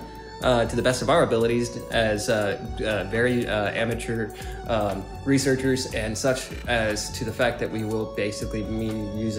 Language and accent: English; Phoenix, Arizona, United States; also born or lived in Odessa, Texas; I was raised in Maryvale.